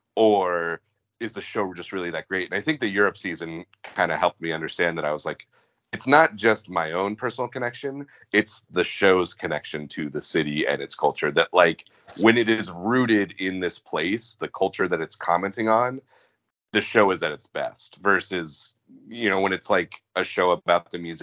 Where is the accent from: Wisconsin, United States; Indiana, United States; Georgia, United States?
Georgia, United States; Atlanta; growing up in Atlanta